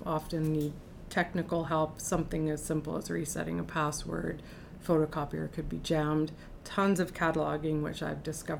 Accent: Labrador City, Newfoundland and Labrador, Canada; also born or lived in Happy Valley-Goose Bay; We moved all over Newfoundland and Labrador and ended up in Western Labrador, a community called Labrador City.

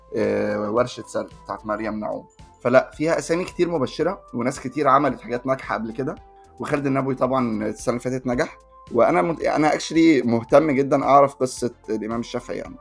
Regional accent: Egypt; احنا بالنسبه لنا كمصريين

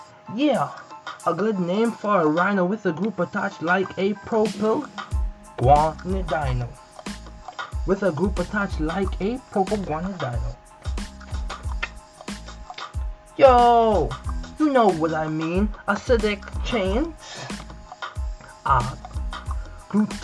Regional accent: Bahamas; I'm from the Bahamas

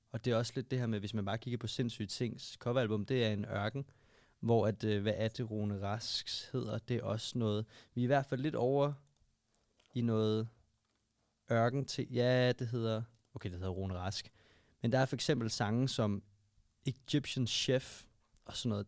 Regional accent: Albertslund, Capital Region of Denmark, Denmark; Mig og Magnus, vi voksede op i Albertslund

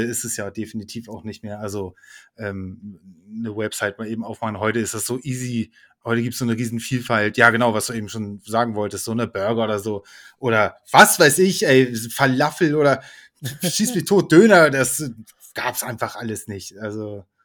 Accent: Germany; ich bin komplett auch mit deutscher Küche aufgewachsen. Also ne, ich bin halt Deutscher

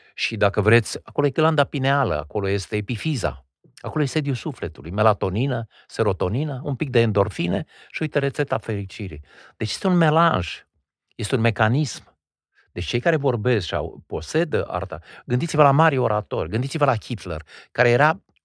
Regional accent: Wallachia, Argeș, Romania; eu am învățat în țara românească. E adevărat, într-o zonă binecuvântată de Dumnezeu în județul Argeș

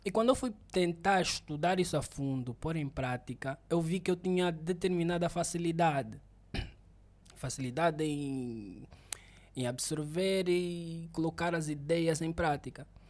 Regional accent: Benguela, Angola; eu sou mesmo de Benguela

